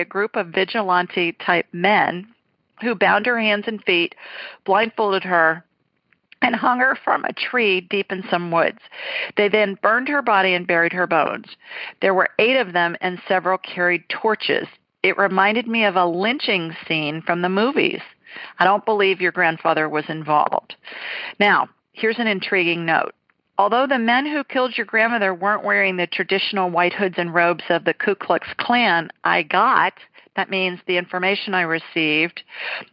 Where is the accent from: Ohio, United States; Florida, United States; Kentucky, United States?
Ohio, United States; now in Deep South, United States; I'm a Buckeye